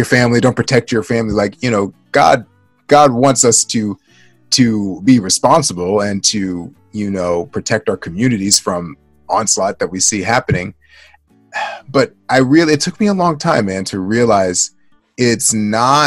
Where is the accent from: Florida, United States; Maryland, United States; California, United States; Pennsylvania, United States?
Maryland, United States; Baltimore; I grew up in Baltimore, Maryland, and I'm African American